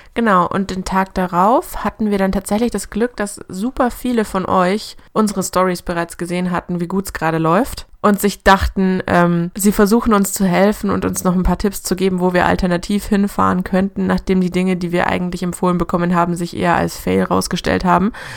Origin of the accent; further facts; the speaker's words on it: Germany; bei uns in Deutschland